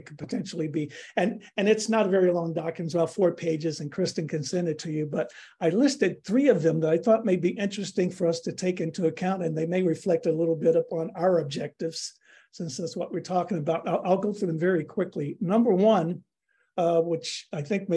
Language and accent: English; Chicago, Illinois, United States; now in Ann Arbor, United States; I'm from Chicago.